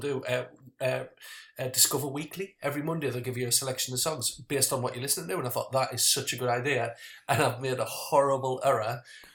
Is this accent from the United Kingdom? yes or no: yes; Sunderland, North East England, United Kingdom; I come from Sunderland.